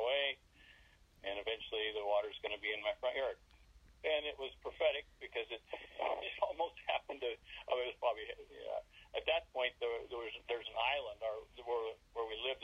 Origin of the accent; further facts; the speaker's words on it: Alaska, United States; I was born in Alaska